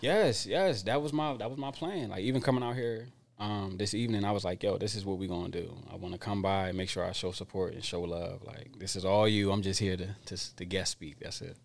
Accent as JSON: {"language": "English", "town": "Darby", "region": "Pennsylvania", "country": "United States", "moved": "yes", "lives_now": "Santa Rosa, United States", "said": "I would say, um, Darby, Pennsylvania"}